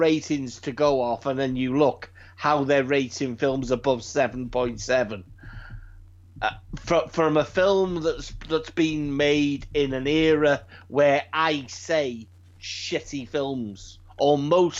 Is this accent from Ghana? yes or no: no; United Kingdom; It's weird, we're British.